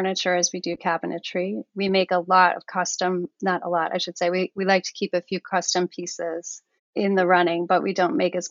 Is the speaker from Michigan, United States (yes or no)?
no; New Jersey, United States; also born or lived in Portland, Oregon; I'm from New Jersey